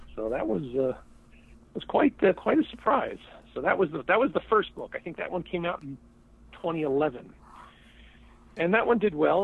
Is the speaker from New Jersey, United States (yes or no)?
yes; Nutley, New Jersey, United States; I was the editor of the Nutley Sun, my hometown newspaper